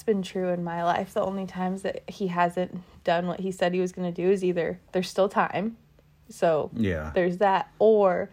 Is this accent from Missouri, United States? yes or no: no; California, United States; moved away as an adult; also born or lived in New York; my home state and my hometown